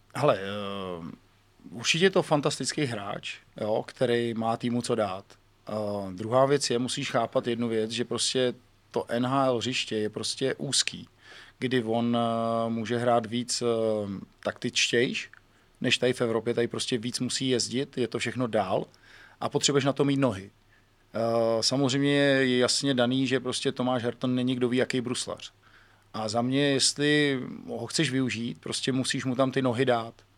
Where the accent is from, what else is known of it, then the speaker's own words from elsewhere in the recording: Czechia; my Češi